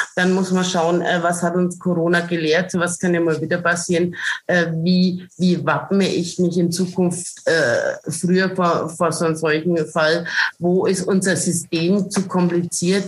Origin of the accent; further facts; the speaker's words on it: Franconia, Bavaria, Germany; Ich stehe zu meinen fränkischen Vereinen. Und äh, was sagt man als Fränkin?